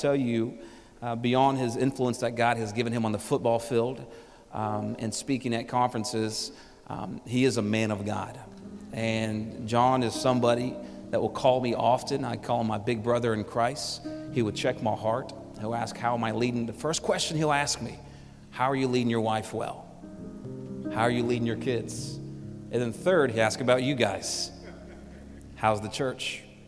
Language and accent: English; Houston, Texas, United States; now in Phoenix, United States; I'm from Houston